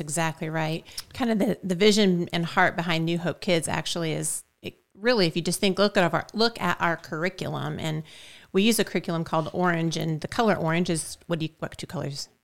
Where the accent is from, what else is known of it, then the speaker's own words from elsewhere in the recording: Shelbyville, United States; also born or lived in Switzerland / Italy; was born and raised in Shelbyville